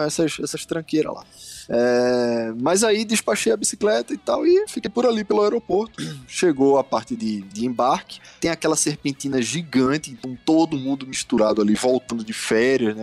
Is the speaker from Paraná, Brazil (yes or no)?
no; Recife, Pernambuco, Brazil; moved away as an adult; now in São Paulo, Brazil; eu sou de Recife.